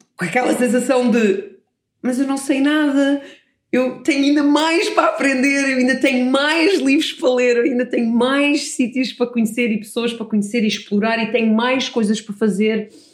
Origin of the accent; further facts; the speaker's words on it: Portugal; also born or lived in Canada; Eu nasci no Canadá e quando cheguei a Portugal, os meus pais colocaram-me no colégio inglês